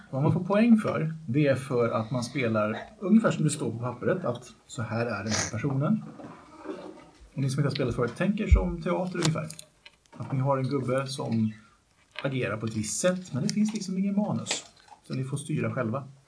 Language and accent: Swedish; Vallentuna, Stockholm County, Sweden; jag kommer från Vallentuna från början